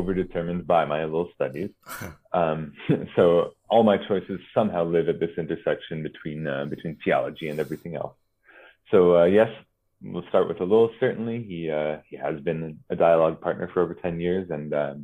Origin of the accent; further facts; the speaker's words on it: United States; accent: American; moved away as an adult; now in Strasbourg, France; I'm an American, as you can tell by my accent, I'm sure. I grew up in the U.S.